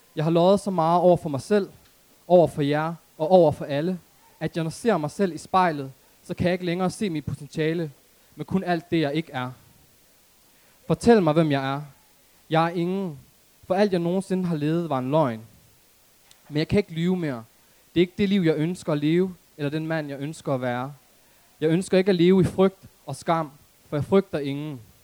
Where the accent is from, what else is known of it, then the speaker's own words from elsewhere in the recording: Aarhus, Central Denmark Region, Denmark; jeg er oprindeligt fra Aarhus Gellerupparken